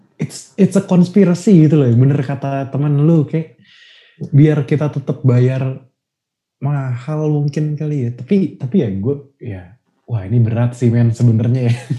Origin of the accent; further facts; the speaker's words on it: Indonesia; kita bilang dong itu dari Indonesia